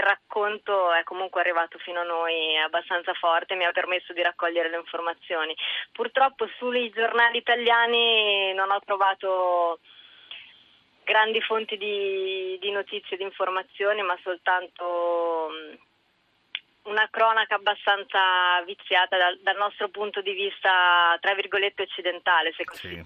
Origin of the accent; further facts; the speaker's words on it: Italy; essendo nata e cresciuta in Italia, mi sento molto italiana